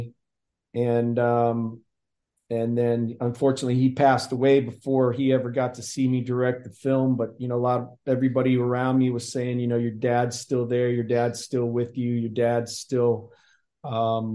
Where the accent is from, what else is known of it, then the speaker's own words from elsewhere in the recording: Canton, Ohio, United States; moved away as an adult; also born or lived in Dayton, Ohio / California; I grew up in Canton, Ohio, playing football, wrestling, baseball